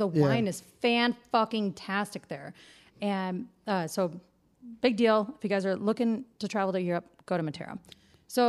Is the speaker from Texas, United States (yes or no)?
no; Detroit, Michigan, United States; I'm from Detroit